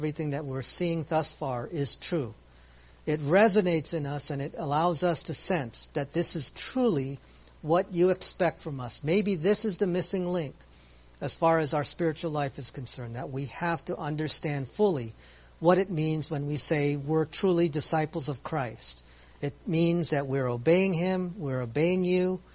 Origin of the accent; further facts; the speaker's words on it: Philippines; I'm Filipino